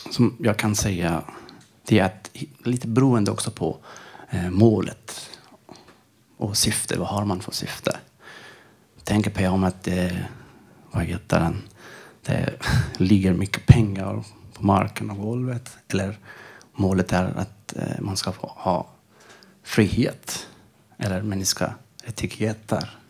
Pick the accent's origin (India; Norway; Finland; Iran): Iran; Swedish is a second language; moved away as an adult; also born or lived in Sköndal, Stockholm, Sweden; now in Stockholm, Sweden; Jag kommer ifrån Iran. Jag har varit nästan tre år här i Sverige.